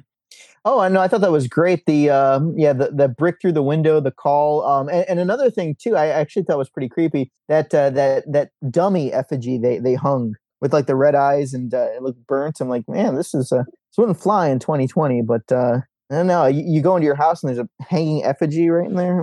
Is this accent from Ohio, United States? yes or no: yes; Ohio, United States; moved away; I grew up in Ohio